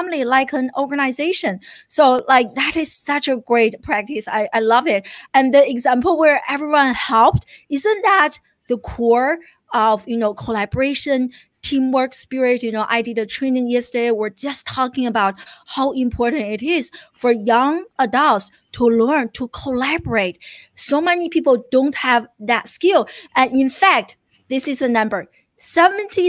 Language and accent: English; China; moved away as an adult; now in United States; I grew up in China. I came to the US in my early 20s